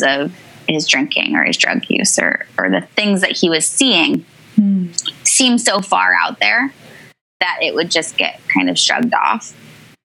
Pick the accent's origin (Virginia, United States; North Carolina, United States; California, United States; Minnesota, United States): California, United States; Northern; now in New York, United States; I grew up in Northern California to loving parents